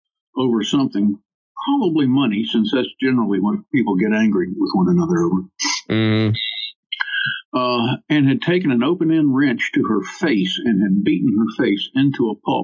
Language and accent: English; Hawaii, United States; born there; also born or lived in Munich / Washington, D.C. / Shreveport / New Orleans; I was born in Hawaii, of all places. I've lived in Munich and Washington, D.C., and Shreveport and New Orleans and San Antonio and Austin twice and Honolulu and on the island of Maui.